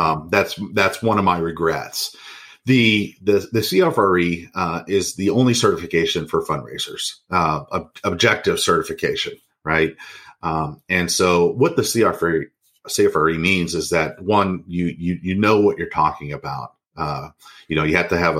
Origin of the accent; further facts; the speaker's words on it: Kansas City, Kansas, United States; I come from Kansas City, Kansas.